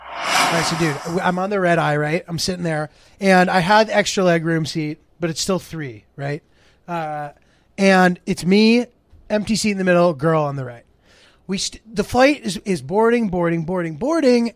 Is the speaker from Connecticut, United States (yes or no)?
yes; Haddam, Connecticut, United States; moved away; Middletown, Connecticut, ten minutes away from my hometown, Highlandam, Connecticut.